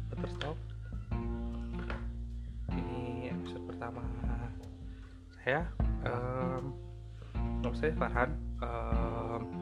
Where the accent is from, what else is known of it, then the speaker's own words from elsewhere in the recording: Bandung, West Java, Indonesia; born there; masih tapi uh, lahir di Bandung uh, kuliah di Universitas Pendidikan Indonesia di UPI jurusan seni rupa